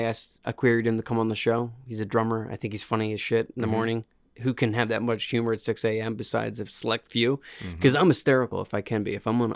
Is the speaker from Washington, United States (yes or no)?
no; Pennsylvania, United States; Piffeter. I'm from Piffeter, PA.